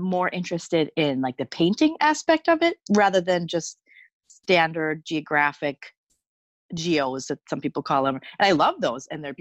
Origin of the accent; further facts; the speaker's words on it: Superior, Wisconsin, United States; accent: Wisconsin; I grew up in, well, Superior, Wisconsin, so it's basically still Minnesota. It's so close. It's just across the bridge. So maybe I have more of a Wisconsin accent